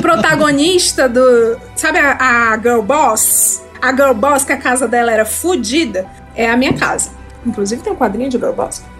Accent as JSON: {"language": "Portuguese", "region": "Ceará", "country": "Brazil", "moved": "yes", "lives_now": "São Paulo, Brazil", "said": "eu sou do Ceará"}